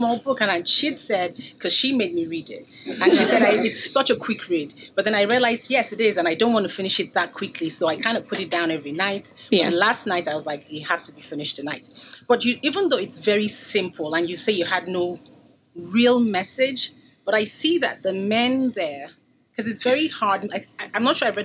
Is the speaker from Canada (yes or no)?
no; Nigeria; So I'm Nigerian. I'm Yoruba as well.